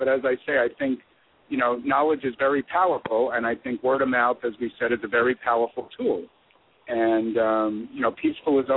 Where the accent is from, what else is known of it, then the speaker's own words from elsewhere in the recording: Los Angeles, California, United States; I'm from Los Angeles